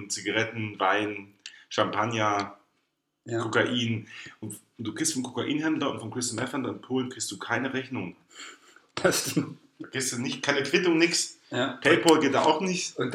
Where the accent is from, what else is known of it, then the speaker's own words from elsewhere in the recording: East Germany, Germany; habe ich überhaupt einen Einfluss darauf als ostdeutscher Bürger?